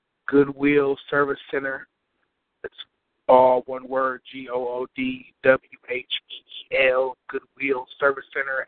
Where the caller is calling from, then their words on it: Racine, Wisconsin, United States; I'm calling from Racine, Wisconsin.